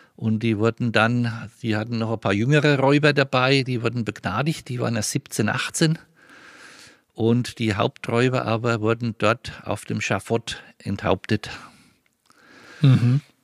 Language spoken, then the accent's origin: German; Mespelbrunn, Bavaria, Germany; Mespelbrunn ist meine Heimat und dort fühle ich mich richtig